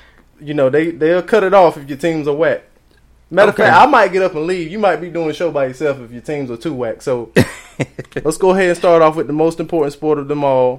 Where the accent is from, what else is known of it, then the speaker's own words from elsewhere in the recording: North Carolina, United States; You know I'm from North Carolina, right?